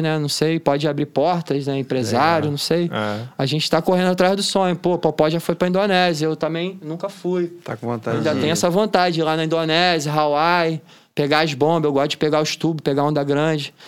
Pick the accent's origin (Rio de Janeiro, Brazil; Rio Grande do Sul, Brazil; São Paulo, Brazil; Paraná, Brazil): Rio de Janeiro, Brazil; Niterói; Itacoatiara foi onde eu cresci, onde eu aprendi tudo do que eu sei de surf